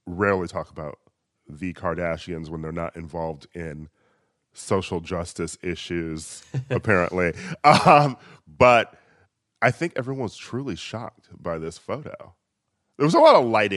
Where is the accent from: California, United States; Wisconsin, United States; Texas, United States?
Wisconsin, United States; moved away; my home state of Wisconsin